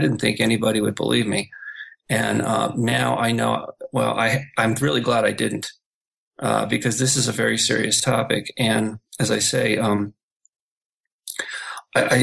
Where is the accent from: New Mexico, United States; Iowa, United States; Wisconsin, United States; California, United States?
California, United States; Malibu; moved away as an adult; also born or lived in Los Angeles, California / South Bay, California; now in Hong Kong; my hometown of Malibu